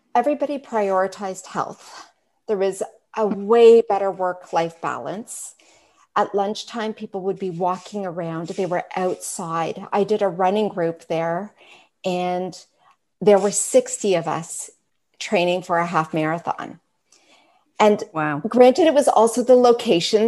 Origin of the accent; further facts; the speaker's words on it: Richmond Hill, Ontario, Canada; also born or lived in Calgary; I was raised in Richmond Hill, so over on this side of Canada